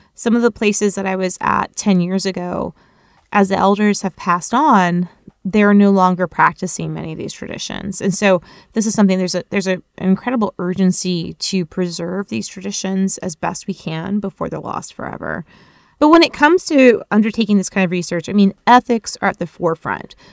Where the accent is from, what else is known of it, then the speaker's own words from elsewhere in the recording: Florida, United States; as a kid growing up in Florida